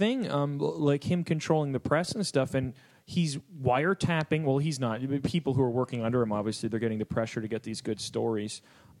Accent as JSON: {"language": "English", "country": "Canada", "said": "I am Canadian"}